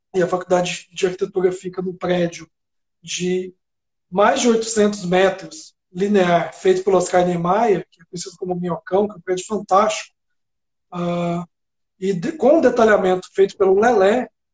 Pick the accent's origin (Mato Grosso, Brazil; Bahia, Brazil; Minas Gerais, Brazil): Minas Gerais, Brazil; Sacramento; eu, sou de Sacramento, né? Eu nasci, fica em Minas, no interior de Minas, na Serra da Canastra